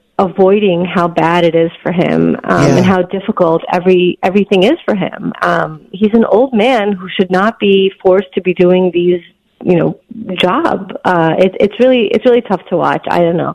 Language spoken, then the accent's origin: English; New York City, New York, United States; I grew up in New York City.